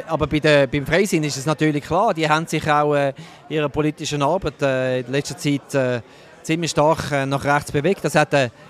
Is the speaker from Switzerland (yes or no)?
yes; Zurich, Switzerland; Aus dem Kanton Zürich, wo ich herkomme